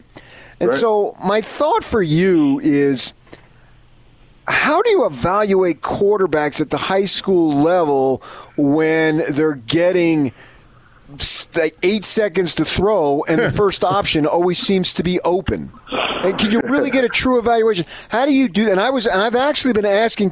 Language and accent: English; Parsippany, New Jersey, United States; growing up on Tioga Avenue in Parsippany, New Jersey